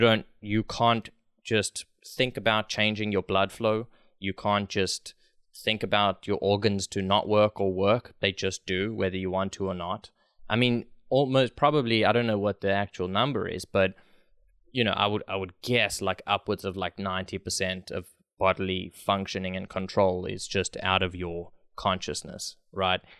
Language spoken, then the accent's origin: English; South Africa; I'm from South Africa